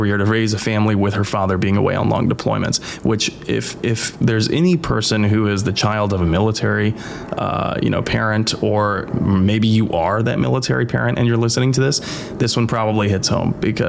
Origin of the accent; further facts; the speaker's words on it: Midwest, United States; growing up in the Midwest.